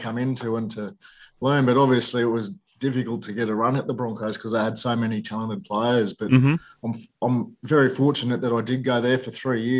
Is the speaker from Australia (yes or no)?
yes; Sydney, New South Wales, Australia; also born or lived in Narrabri; so I was born in Sydney, and then we moved around a little bit throughout New South Wales, and I started playing footy in Narrabri.